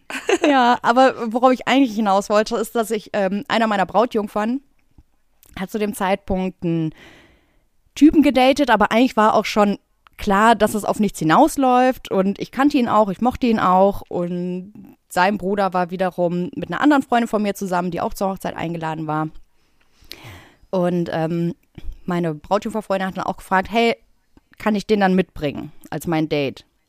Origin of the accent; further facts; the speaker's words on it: Bottrop, North Rhine-Westphalia, Germany; now in Berlin, Germany; ich komme aus Bottrop